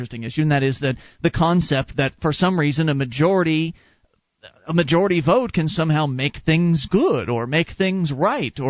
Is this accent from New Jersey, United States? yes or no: no; West Coast of Florida, United States; you and I were raised on the West Coast